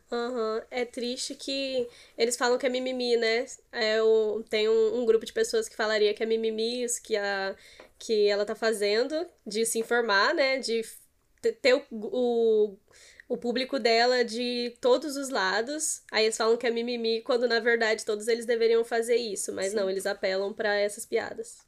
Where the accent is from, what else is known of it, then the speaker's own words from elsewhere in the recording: São Paulo, Brazil; now in Espírito Santo, Brazil; eu não sou capixaba, eu sou paulista